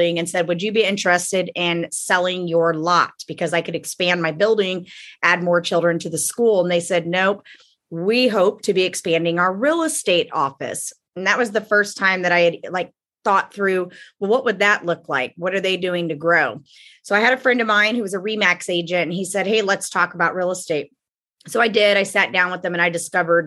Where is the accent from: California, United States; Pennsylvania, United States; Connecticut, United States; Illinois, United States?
Illinois, United States; Champaign; moved away as an adult; now in Wilmington, United States; I'm from Champaign, Illinois